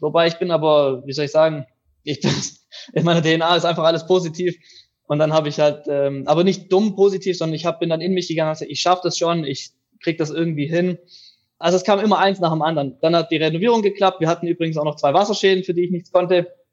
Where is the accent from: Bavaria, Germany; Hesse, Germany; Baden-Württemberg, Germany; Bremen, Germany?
Baden-Württemberg, Germany; near Reutlingen, Tübingen, Metzingen